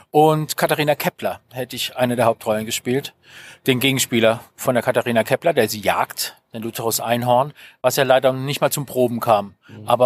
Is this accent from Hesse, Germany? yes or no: no; Mannheim, Baden-Württemberg, Germany; Ursprünglich stamme ich aus Mannheim